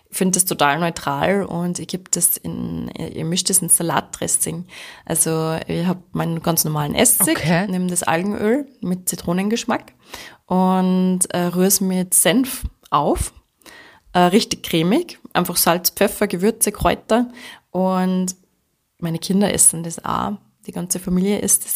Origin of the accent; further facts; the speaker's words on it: Austria; bei uns in Österreich